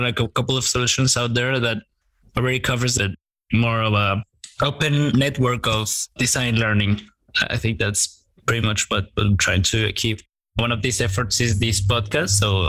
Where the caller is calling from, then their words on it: Guadalajara, Jalisco, Mexico; English is a second language; I'm dialing from Mexico, a city called Guadalajara, and I lead design operations at opencollective.com.